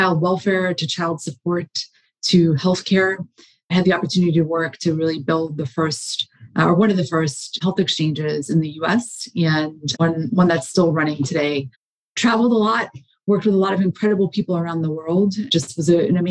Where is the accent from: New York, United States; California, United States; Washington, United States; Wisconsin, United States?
New York, United States; moved away as an adult; also born or lived in West Coast / Los Angeles; now in Baltimore, United States; I'm from New York